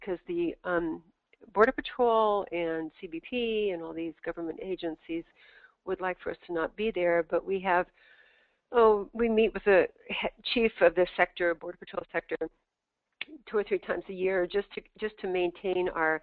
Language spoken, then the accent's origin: English; Tucson, Arizona, United States; I grew up in Tucson. I'm from this area